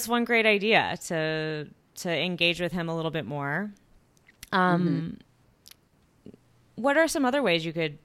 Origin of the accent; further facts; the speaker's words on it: Southern California, United States; now in Northern California, United States; I grew up in Southern California as well. And when I moved to Northern California